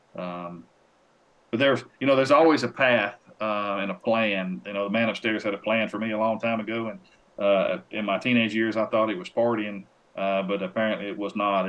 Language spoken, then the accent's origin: English; Tennessee, United States; a publication here in my home state called Tennessee Outdoor News